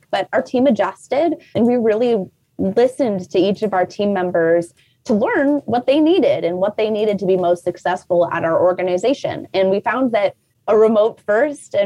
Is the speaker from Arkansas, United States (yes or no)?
no; Toledo, Ohio, United States; now in Columbus, United States; I'm actually originally from Toledo, Ohio